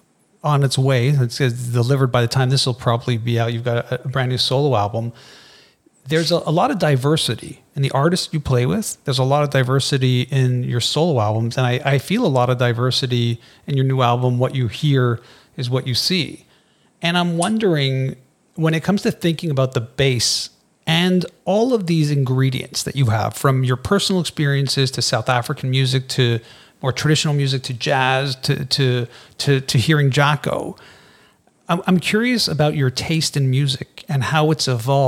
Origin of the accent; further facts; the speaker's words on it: Canada; I'm Canadian. I'm Canadian